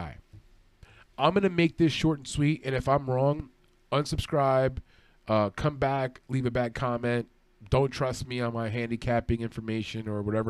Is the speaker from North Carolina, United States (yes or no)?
no; New York City, New York, United States; I was born in Brooklyn, New York. I'm Puerto Rican.